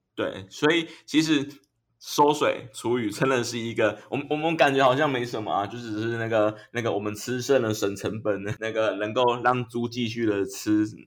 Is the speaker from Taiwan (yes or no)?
yes; Yilan County, Taiwan; 我小时候在那个宜兰的那个三合院长大的，隔壁有一嗯。个，有一个阿伯，他是养猪的